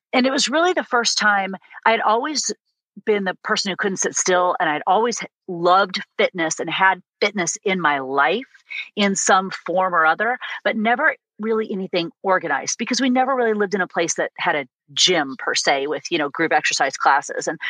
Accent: Illinois, United States; growing up in a tiny little town in the middle of Illinois

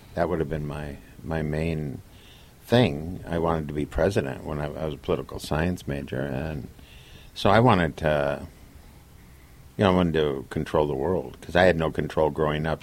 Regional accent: Minnesota, United States; moved away; also born or lived in Connecticut; I'm a Democrat from Minnesota

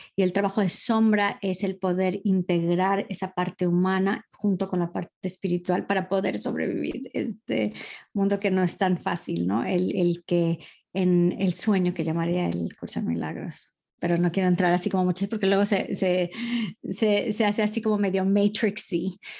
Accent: Costa Mesa, California, United States; moved away as an adult; also born or lived in Newport Beach, California; now in Madrid, Spain; originalmente soy nacida y, criada en, California, en Orange County. En, nací en Newport Beach y crecí en Costa Mesa.

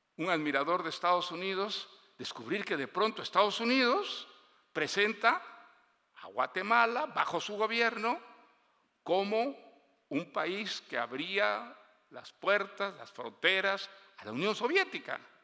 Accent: Bolivia; Yo pasé toda mi infancia en Bolivia

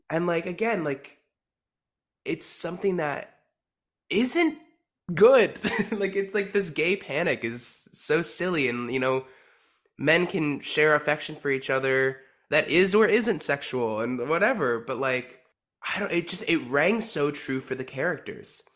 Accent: New Jersey, United States; I am from New Jersey

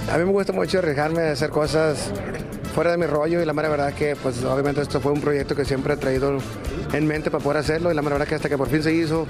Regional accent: Mexico; nosotros como mexicanos

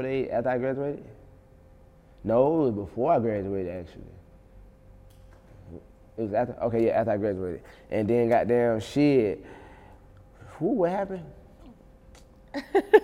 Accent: Union Springs, Alabama, United States; born or raised there; also born or lived in Montgomery, Alabama

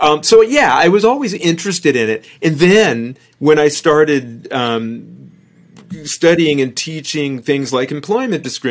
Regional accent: Fresno, California, United States; We grew up in Fresno, California

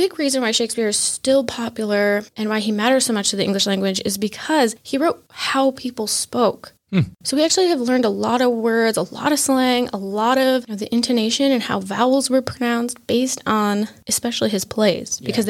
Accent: United States; born or raised there

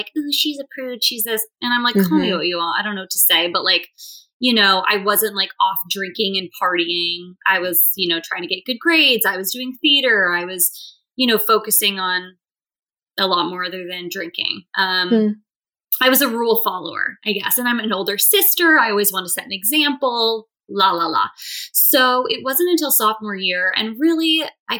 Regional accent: California, United States; moved away as an adult; also born or lived in Boston; now in New York City, United States; I'm from California originally

